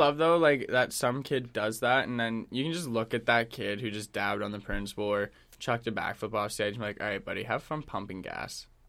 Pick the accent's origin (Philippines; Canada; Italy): Canada; also born or lived in Vancouver; I'm Canadian